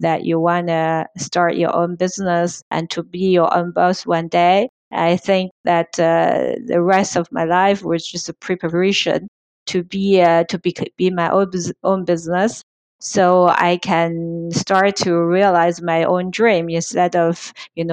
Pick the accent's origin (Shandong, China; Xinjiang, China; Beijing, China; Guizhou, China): Beijing, China; moved away as an adult; also born or lived in London, United Kingdom; now in Paris, France; I'm originally from China and I arrived in Europe in 2001 from Beijing and to study in a business school in France.